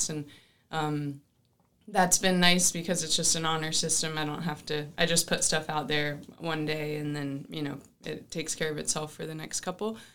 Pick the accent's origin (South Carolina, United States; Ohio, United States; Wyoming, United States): South Carolina, United States; I'm from South Carolina